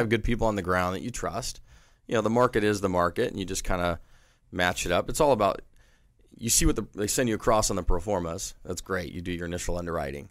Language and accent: English; San Diego, California, United States; being born and raised in San Diego